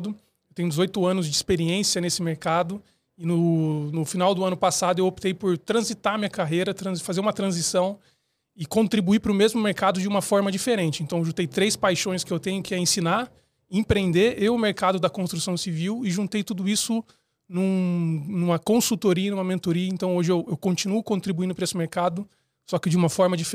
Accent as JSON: {"language": "Portuguese", "region": "São Paulo", "country": "Brazil", "said": "Eu sou de São Paulo, mas enfim, eu já mudei bastante na minha vida."}